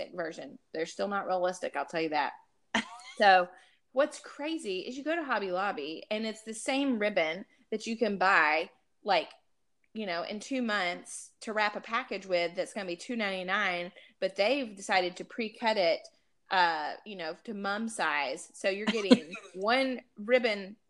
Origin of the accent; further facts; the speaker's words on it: Alabama, United States; now in Texas, United States; I'm from Alabama.